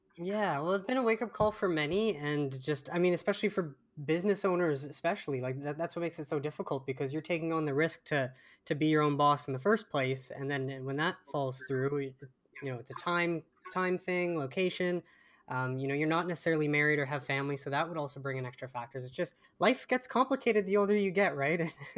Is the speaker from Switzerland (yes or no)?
no; Canada; being Canadian